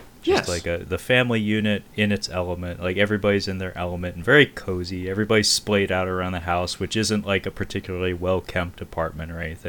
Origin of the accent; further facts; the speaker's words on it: Seattle, Washington, United States; I am from Seattle, the Pacific Northwest, and it comes out wooder.